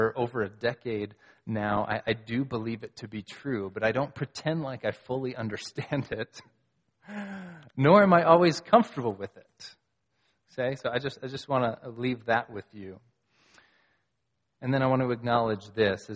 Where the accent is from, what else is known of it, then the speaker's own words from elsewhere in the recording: United States; I'm an American